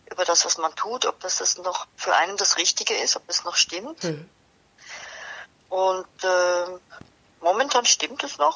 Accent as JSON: {"language": "German", "town": "Basel", "region": "Basel-Stadt", "country": "Switzerland", "tie": "born or raised there", "said": "was ich eigentlich sehr mochte und auch äh, in meiner Heimatstadt Basel mein Abitur gemacht habe."}